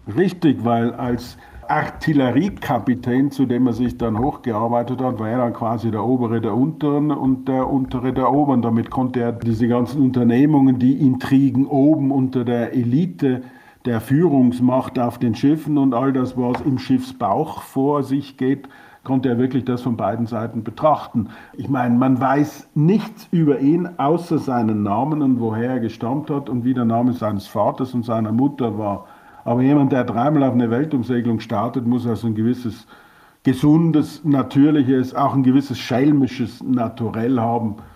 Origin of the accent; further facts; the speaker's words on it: Austria; für uns als Österreicher